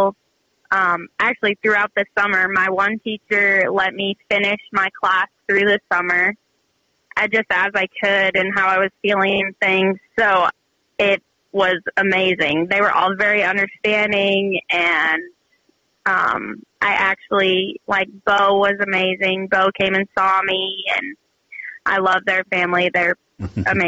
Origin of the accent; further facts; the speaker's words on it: Hyannis, Nebraska, United States; moved away as an adult; Hyannis. It's a really small town.